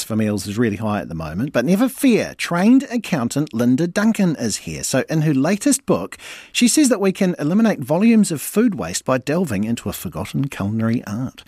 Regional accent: Hawke's Bay, New Zealand; also born or lived in Wellington; I was born in Wellington and then grew up in Hawke's Bay.

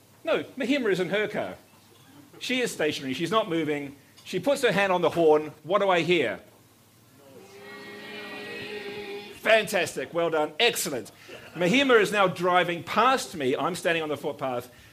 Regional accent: New Zealand; I was born in New Zealand.

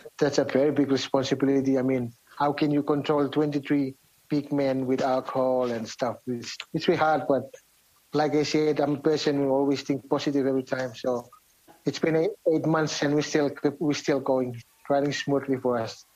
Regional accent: Vanuatu; moved away as an adult; now in New Zealand; we came all the way from Vanuatu together.

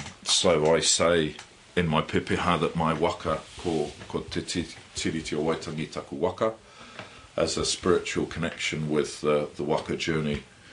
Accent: England, United Kingdom; now in New Zealand; I'm still an Englishman. I've been challenged when I say my pēpēha, and I link back to the UK.

